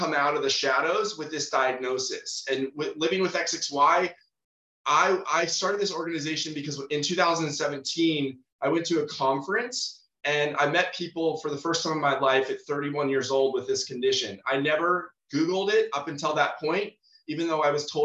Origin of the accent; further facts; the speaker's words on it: San Diego, California, United States; I'm born and raised in San Diego, California